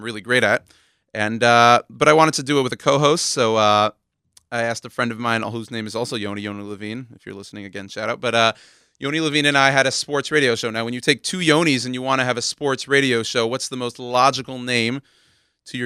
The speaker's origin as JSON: {"language": "English", "town": "Houston", "region": "Texas", "country": "United States", "tie": "born or raised there", "moved": "as an adult", "lives_now": "Washington Heights, New York, United States", "said": "I'm Texan. I'm a native Houstonian, born and raised in Houston, Texas"}